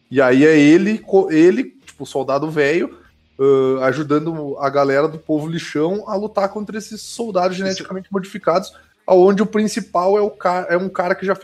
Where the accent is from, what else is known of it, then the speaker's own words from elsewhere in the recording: Brazil; eu sou brasileiro